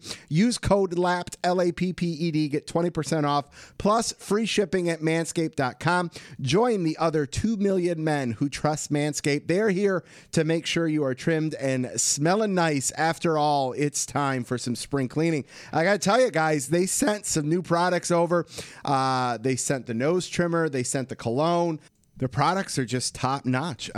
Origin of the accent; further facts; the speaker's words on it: Michigan, United States; we're both from Michigan.